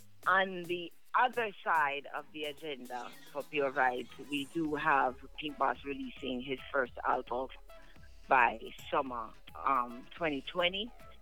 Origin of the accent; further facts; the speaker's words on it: Ontario, Canada; I'm also from Ontario.